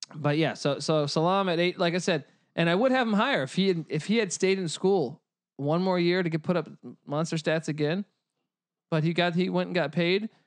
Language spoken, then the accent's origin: English; Washington, District of Columbia, United States; growing up in Washington, D C